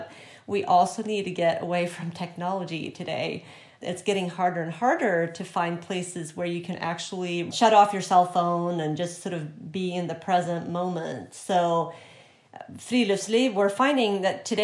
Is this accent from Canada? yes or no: no; Sweden; moved away as an adult; also born or lived in Montana; now in Indiana, United States; I was born and raised in Sweden, but I moved over to the U.S. when I was in my 20s